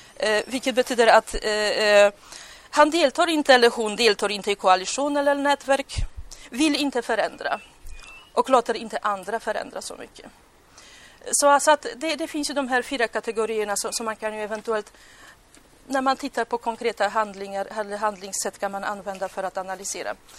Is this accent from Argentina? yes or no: no; Poland; Swedish is a second language; now in Sweden; nu kommer jag på mitt hemland